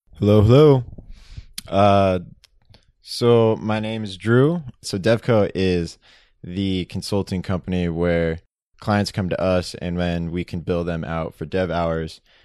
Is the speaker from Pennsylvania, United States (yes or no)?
no; San Diego, California, United States; we grew up in Benita, San Diego